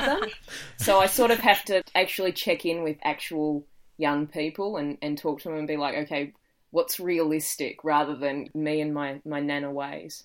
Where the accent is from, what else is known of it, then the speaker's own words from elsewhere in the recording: Dandenong Ranges, Victoria, Australia; now in Gold Coast, Australia; I grew up in the Dandenong Ranges